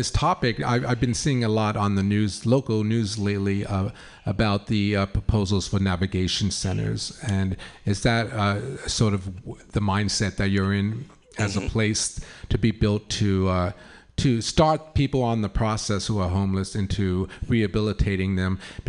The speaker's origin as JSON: {"language": "English", "region": "New York and Long Island", "country": "United States", "moved": "yes", "lives_now": "San Francisco, United States", "said": "since I've moved to San Francisco, I'm from New York and Long Island."}